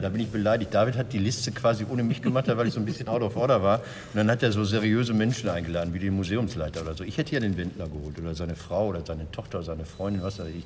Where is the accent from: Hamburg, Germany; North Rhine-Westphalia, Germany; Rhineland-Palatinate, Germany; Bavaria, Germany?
North Rhine-Westphalia, Germany; Recklinghausen; Recklinghausen, da wo ich herkomme